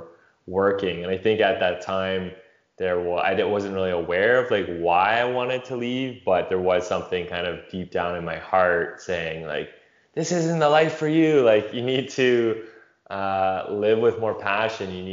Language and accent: English; London, Ontario, Canada; moved away as an adult; I'm actually back in my hometown in London, Ontario, Canada, visiting